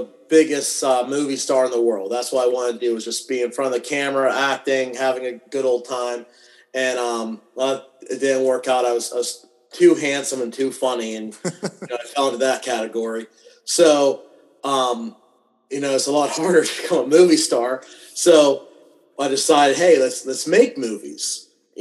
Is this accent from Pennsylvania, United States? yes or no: yes; New Castle, Pennsylvania, United States; moved away as an adult; now in Ohio, United States; I'm originally from Newcastle, PA